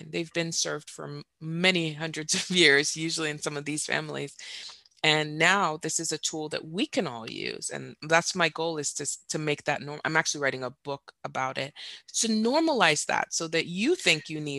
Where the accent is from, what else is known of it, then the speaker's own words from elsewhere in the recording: Dubai, United Arab Emirates; also born or lived in Saudi Arabia / Doha, Qatar; now in United States; In fact, my dad was a physician and I grew up in the Middle East. I grew up in Dubai and in Saudi Arabia and Doha, Qatar.